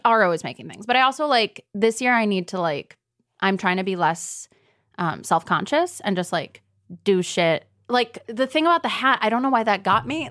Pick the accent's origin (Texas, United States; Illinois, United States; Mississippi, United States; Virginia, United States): Illinois, United States; Deerfield; I grew up outside of Chicago in a little place called Deerfield